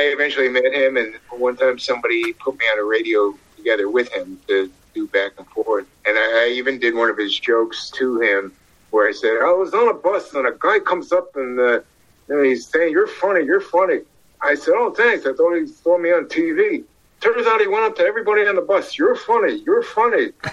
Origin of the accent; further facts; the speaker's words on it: Ohio, United States; From the way I was brought up in the Midwest in Ohio